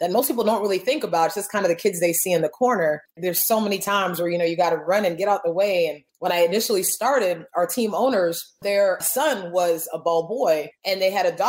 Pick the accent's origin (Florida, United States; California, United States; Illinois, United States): Florida, United States; Miami; now in Atlanta, United States; I'm originally from Miami, Florida. I live in Atlanta, Georgia now